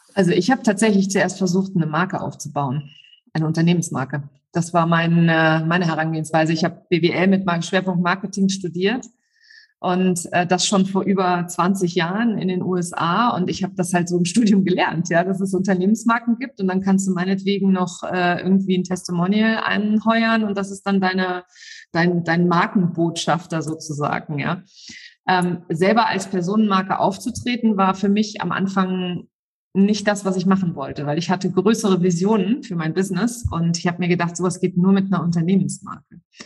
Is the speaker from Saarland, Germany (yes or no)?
yes; Saarland, Germany; Ich bin äh, im Saarland aufgewachsen